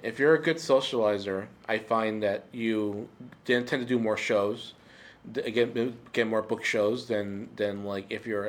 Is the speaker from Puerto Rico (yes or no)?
yes; Puerto Rico; Okay, so I grew up in Puerto Rico, And growing up in Puerto Rico, I felt like I was a mutant.